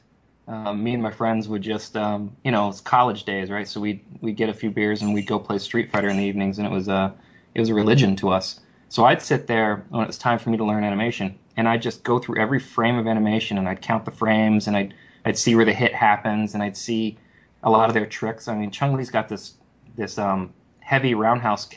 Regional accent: New Jersey, United States; I'm from Jersey

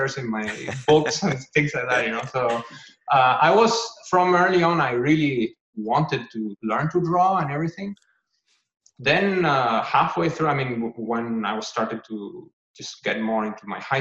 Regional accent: Gran Canaria, Canary Islands, Spain; moved away; And I'm from Spain in a place called Gran Canaria

